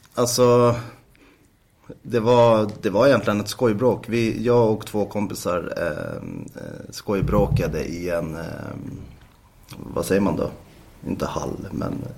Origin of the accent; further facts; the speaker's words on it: Täby, Stockholm County, Sweden; är född och uppvuxen i Täby. Bor i Täby norr om Stockholm